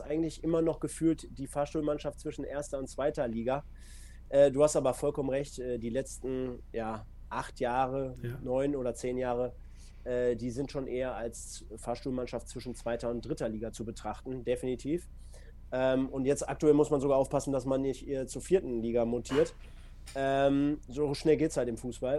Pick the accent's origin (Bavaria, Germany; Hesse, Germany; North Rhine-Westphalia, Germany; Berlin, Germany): North Rhine-Westphalia, Germany; Duisburg; bei mir halt gebürtige Duisburger